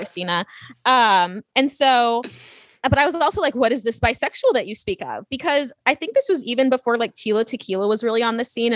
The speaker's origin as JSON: {"language": "English", "region": "California", "country": "United States", "tie": "born or raised there", "also_born_or_lived": "Louisiana", "moved": "as an adult", "said": "I grew up in a very, very like open environment, just a bunch of hippies in California"}